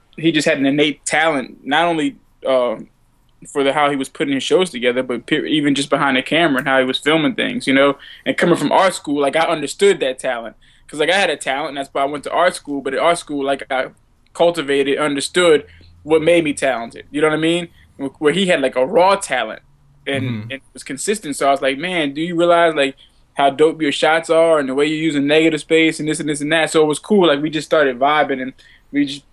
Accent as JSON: {"language": "English", "town": "New Orleans", "region": "Louisiana", "country": "United States", "also_born_or_lived": "Savannah, Georgia / New York", "moved": "yes", "said": "I'm from New Orleans originally"}